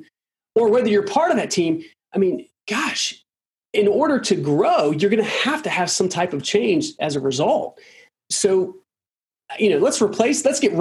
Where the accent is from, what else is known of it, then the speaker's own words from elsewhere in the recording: Durham, North Carolina, United States; I grew up in Durham, North Carolina.